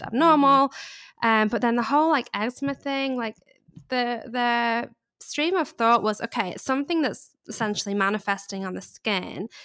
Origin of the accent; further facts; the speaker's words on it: England, United Kingdom; accent: English; also born or lived in Charleston, United States; now in Los Angeles, United States; I grew up in England, which is probably a giveaway of my accent.